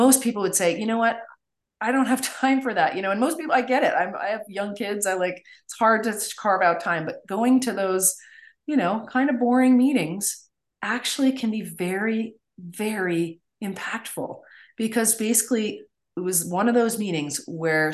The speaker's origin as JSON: {"language": "English", "region": "Maine", "country": "United States", "tie": "born or raised there", "said": "my home state of Maine"}